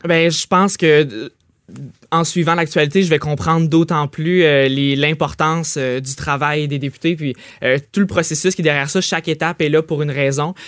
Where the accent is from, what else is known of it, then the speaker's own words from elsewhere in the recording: Trois-Rivières, Quebec, Canada; je viens de Trois-Rivières, Collège La Flèche